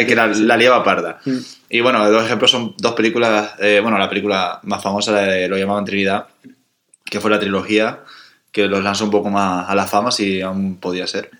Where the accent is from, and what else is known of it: Canary Islands, Spain; born or raised there